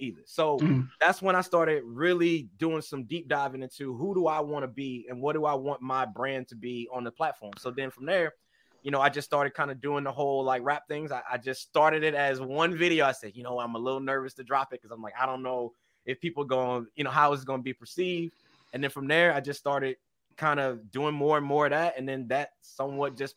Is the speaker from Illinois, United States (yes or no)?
yes; East St. Louis, Illinois, United States; But now I live in a different area than East St. Louis. But I'm from that city.